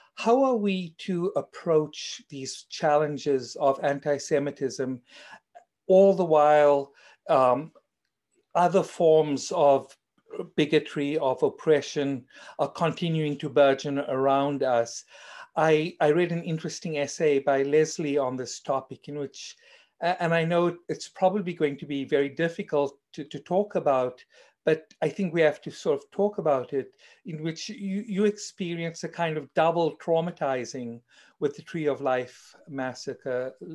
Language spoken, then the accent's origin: English; South Africa; accent: South African; as you may tell from my accent, I'm actually South African